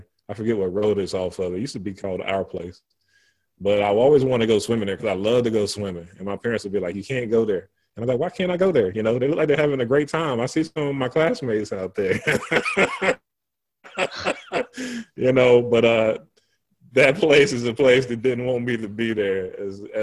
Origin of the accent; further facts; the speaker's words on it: Burlington, North Carolina, United States; I grew up in Burlington, North Carolina